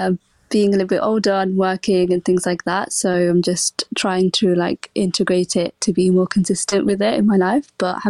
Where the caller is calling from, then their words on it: London, United Kingdom; From London.